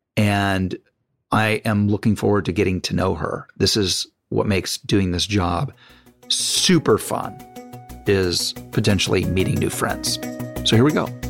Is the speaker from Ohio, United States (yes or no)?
yes; Dayton, Ohio, United States; moved away; also born or lived in Virginia; I'm from Dayton, so suburb